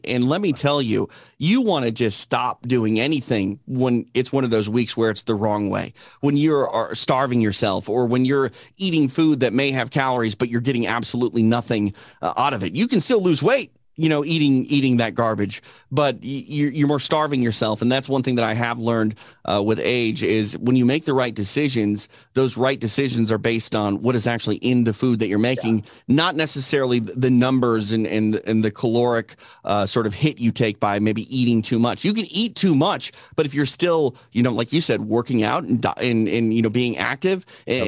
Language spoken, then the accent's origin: English; Midwest, United States; now in Los Angeles, United States; I'm from I'm from the Midwest, so like I have family that live, you know, in the rural parts of uh, Minnesota